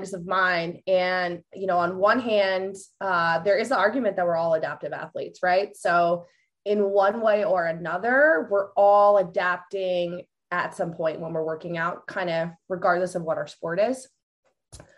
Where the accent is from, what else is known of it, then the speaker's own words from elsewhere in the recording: just north of New York City, United States; moved away as an adult; also born or lived in Ohio / Chicago; now in Delaware, United States; I grew up in New York, just north of New York City.